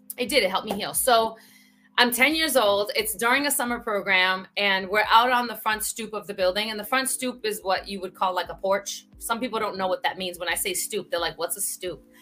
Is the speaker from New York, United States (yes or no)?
yes; New York City, New York, United States; I grew up in the Bronx